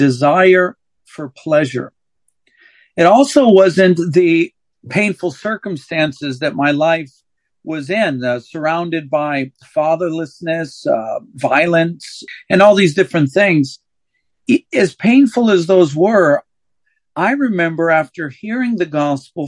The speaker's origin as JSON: {"language": "English", "town": "St. Louis", "region": "Missouri", "country": "United States", "tie": "born or raised there", "also_born_or_lived": "Palmdale, California", "said": "I was raised in St. Louis, Missouri, though I was born in California, in Palmdale, California. We moved to Missouri when I was 3 years old"}